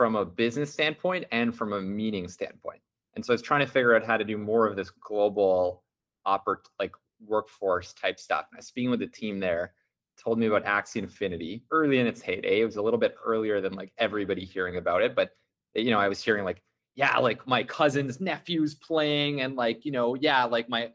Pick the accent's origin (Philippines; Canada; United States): Canada; as a Canadian